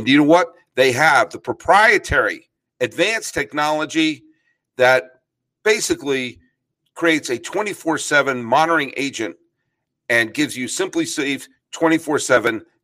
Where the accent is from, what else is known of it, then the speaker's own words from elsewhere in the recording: New England, United States; moved away as an adult; I grew up in New England